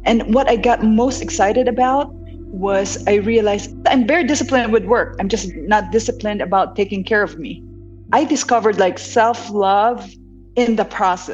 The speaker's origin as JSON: {"language": "English", "town": "Bacolod", "region": "Negros Occidental", "country": "Philippines", "tie": "born or raised there", "moved": "as an adult", "lives_now": "United States", "said": "I was born and raised in Negros Occidental. And I was in Bacolod for high school and college. And I didn't move to the States until I finished college."}